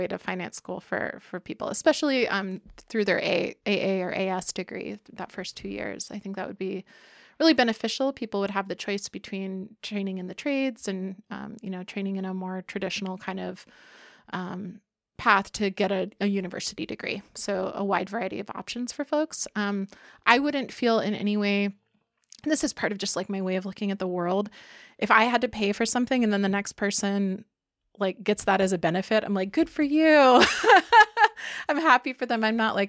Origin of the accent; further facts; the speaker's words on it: Miami, Florida, United States; Yeah, I was born in Miami, so to an Air Force family. And so we mostly lived in Florida, close to Air Force bases.